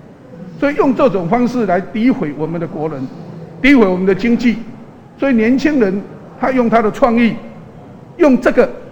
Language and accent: Chinese; Taiwan; 我们台湾人不会吃不起海鲜。